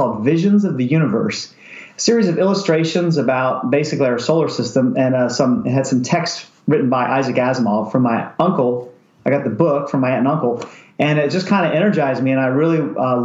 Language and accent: English; Pennsylvania, United States; moved away as an adult; also born or lived in Maryland / Kingsville, Texas / San Diego; I grew up in Pennsylvania